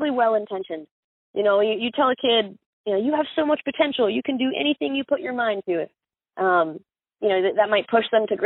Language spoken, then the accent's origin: English; Miami, Florida, United States; born there; You know, i was born in South Dade County, Miami, which is Cuba.